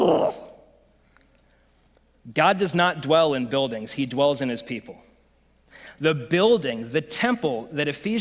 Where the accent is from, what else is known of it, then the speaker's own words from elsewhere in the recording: United States; I'm an American